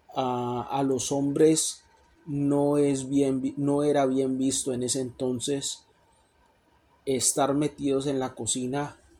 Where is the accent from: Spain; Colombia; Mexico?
Colombia; moved away as an adult; now in Canada; Yo originalmente en mi país, Colombia, estudié para ser abogado